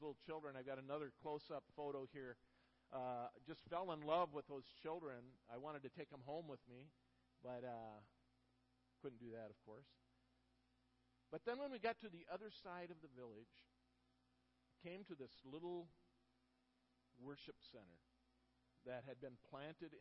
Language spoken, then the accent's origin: English; Minnesota, United States; moved away as an adult; now in Florida, United States; after we moved from Minnesota, we lived in Minnesota our whole life, and we moved to Florida in January of 2012.